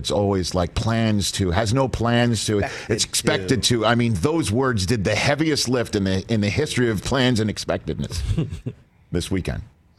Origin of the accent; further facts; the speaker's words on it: Ohio, United States; in Ohio, my home state of Ohio.